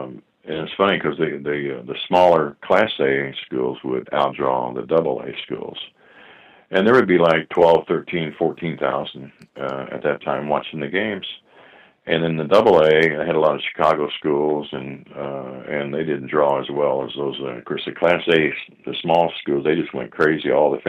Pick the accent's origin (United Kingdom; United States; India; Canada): United Kingdom; Scotland; Where I grew up in Scotland, there was a naval base, and my mom used to take in ironing stuff.